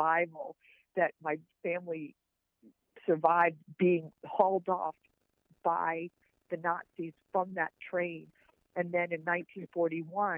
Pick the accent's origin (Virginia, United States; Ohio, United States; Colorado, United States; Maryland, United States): Virginia, United States; Richmond; I grew up in Richmond